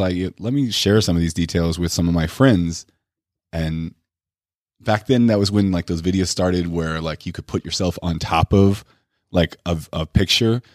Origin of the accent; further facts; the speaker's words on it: United States; first language English; I was the ignorant, like, you know, American who only knew one